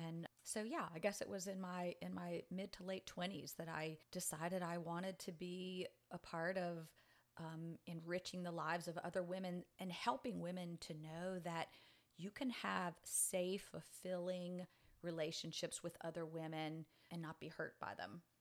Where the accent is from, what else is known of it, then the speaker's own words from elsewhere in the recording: New Orleans, Louisiana, United States; moved away as an adult; also born or lived in Metairie, Louisiana; now in Pensacola, United States; I was actually raised in New Orleans and then the suburb of Metairie, Louisiana